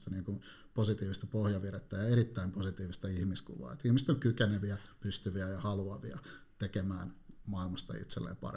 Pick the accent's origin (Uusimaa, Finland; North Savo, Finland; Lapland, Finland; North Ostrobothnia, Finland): Uusimaa, Finland; Helsinki; No Helsingistä, että mä oon ihan syntyperäinen helsinkiläinen, ja tällä hetkellä asun Konalassa – tuolla noin äärimmäisellä länsilaidalla.